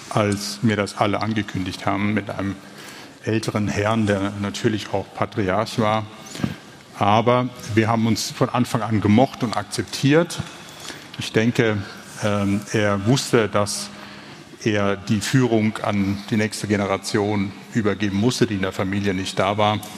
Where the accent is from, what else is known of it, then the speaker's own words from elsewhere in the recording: Germany; born there; weil als gebürtiger Deutscher ist das Hometurf. Köln nicht als Kurpfälzer.